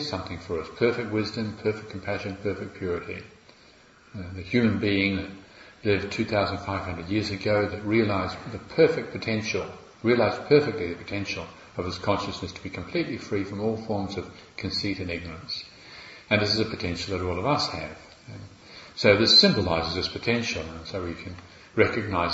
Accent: Morrinsville, Waikato, New Zealand; accent: New Zealand; moved away as an adult; now in England, United Kingdom; I've got this kind of country bumpkin accent from Mullinsville.

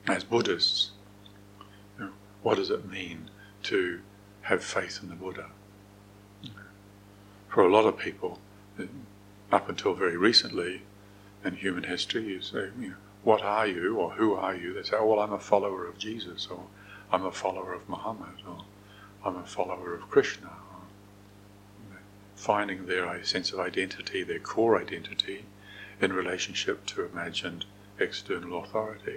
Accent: New Zealand; I'm a New Zealander

